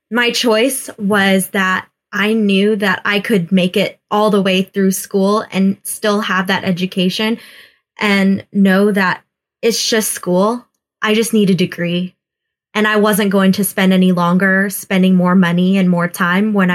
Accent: Houston, Texas, United States; I grew up in Houston, Texas

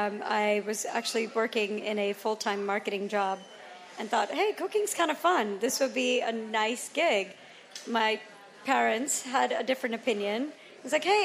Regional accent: Atlanta, Georgia, United States; I grew up in Atlanta

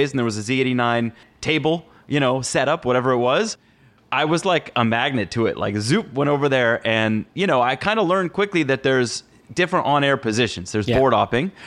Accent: Los Angeles, California, United States; moved away as an adult; also born or lived in Syracuse, New York; I was coming from Los Angeles, California. So I started in a very small private high school

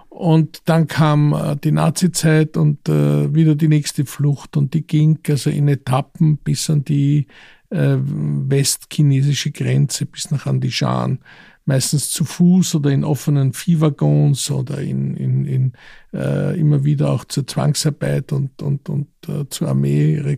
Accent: Israel; born there; Ich bin in Israel geboren und dann kam der Krieg 1956

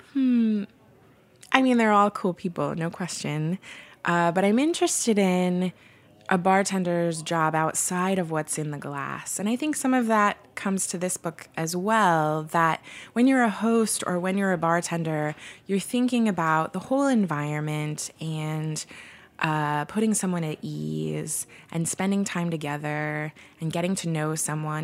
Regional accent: Portland, United States; now in San Francisco, United States; I'm from Portland

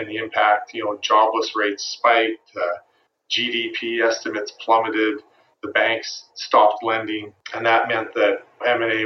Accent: Vancouver, British Columbia, Canada; born or raised there

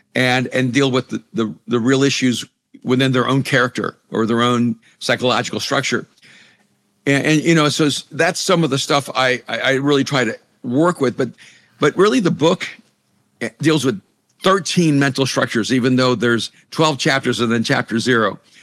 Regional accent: El Salvador; first language Spanish; English is a second language; moved away; I'm an immigrant from El Salvador. You know, Spanish was my first language, English was my second language.

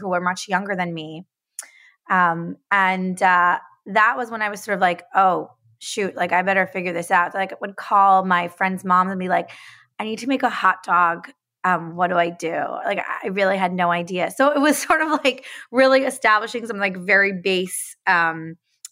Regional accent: upstate New York, United States; I grew up in upstate New York, about an hour north of the city

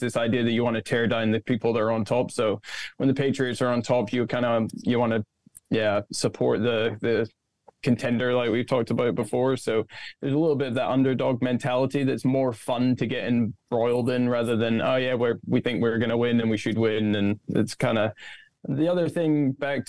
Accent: Scotland, United Kingdom; moved away as an adult; also born or lived in Florida; I'm from Scotland.

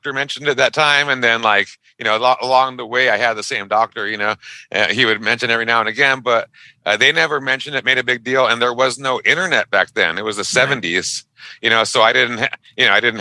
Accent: Pico Rivera, California, United States; I grew up in a little city called Pico Rivera. It's a suburb of Los Angeles

